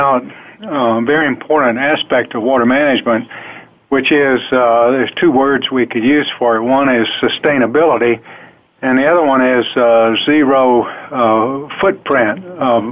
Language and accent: English; Alabama, United States; I grew up down in the south in the state of Alabama